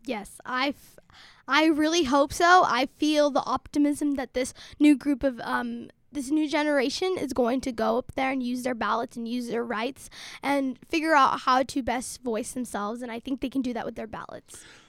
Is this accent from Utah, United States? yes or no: yes; Salt Lake City, Utah, United States; born or raised there; first language Somali; also born or lived in Dadaab, Kenya / Somalia (ancestry)